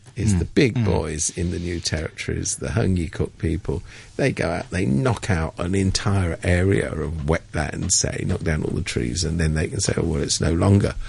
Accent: England, United Kingdom; I'm from England

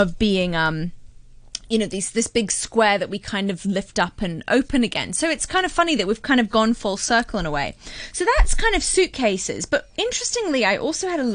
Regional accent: Hong Kong; I was brought up in Hong Kong

